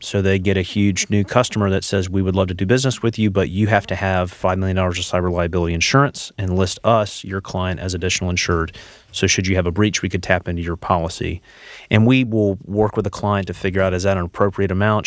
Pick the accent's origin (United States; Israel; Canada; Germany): United States; Charlotte, North Carolina; I'm from the Charlotte area originally